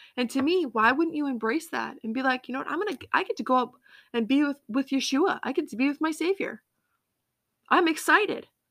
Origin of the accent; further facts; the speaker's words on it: Massachusetts, United States; also born or lived in Colorado; I grew up, um, in Massachusetts.